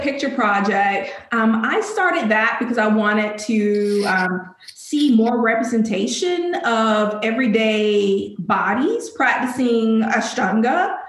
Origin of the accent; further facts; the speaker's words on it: Alabama, United States; now in Charlotte, United States; I'm from Alabama.